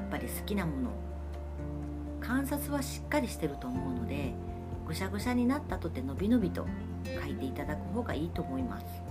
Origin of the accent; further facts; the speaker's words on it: Fukuoka, Japan; 私は福岡博多生まれなので、えー、お雑煮は博多雑煮